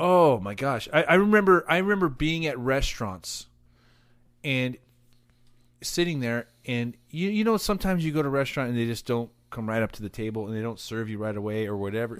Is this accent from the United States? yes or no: yes; Cypress, California, United States; also born or lived in Buena Park; I grew up in the Cypress Bonaparte area.